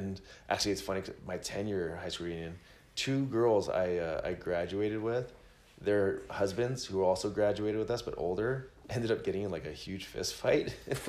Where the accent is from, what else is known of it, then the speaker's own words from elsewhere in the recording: Ramona, California, United States; I grew up in Ramona, California, which is San Diego County.